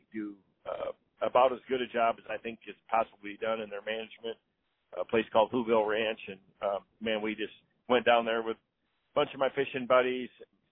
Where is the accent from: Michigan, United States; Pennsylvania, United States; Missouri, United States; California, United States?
Michigan, United States; Southwest; I grew up in Southwest Michigan